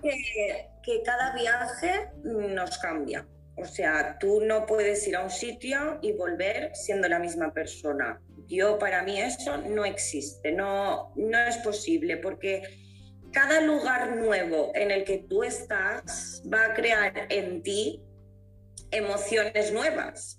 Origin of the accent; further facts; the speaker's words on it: Valencia, Valencian Community, Spain; also born or lived in England / Italy; yo que soy valenciana